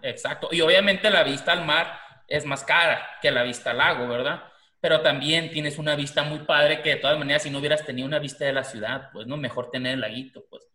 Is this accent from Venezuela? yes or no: no; Mazatlán, Sinaloa, Mexico; now in Tucson, United States; yo que soy de Mazatlán, por ejemplo, ¿no? Pero vivo aquí en Tucson